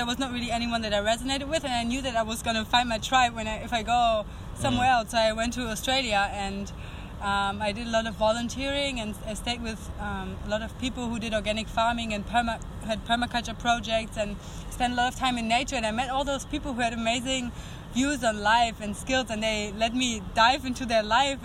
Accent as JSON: {"language": "English", "country": "Germany", "moved": "as an adult", "said": "I'm 20 and I'm from Germany"}